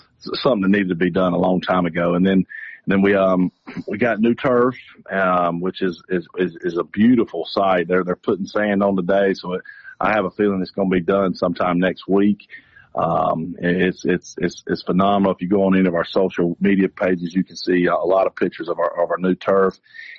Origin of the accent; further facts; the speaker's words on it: Georgia, United States; I am a Georgia guy. I've been a Georgia guy for a long time. My dad went to Georgia, so I grew up in Georgia.